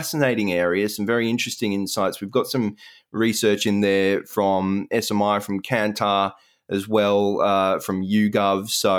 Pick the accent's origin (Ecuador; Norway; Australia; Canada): Australia; it seemed to bring a bit of emotion, some, you know, very warm feelings about being Australian.